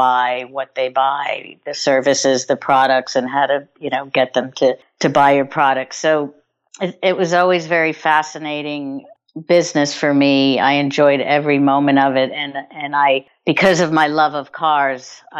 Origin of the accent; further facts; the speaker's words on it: New York City, New York, United States; I'm a New Yorker. I was born here. I grew up here. I live here.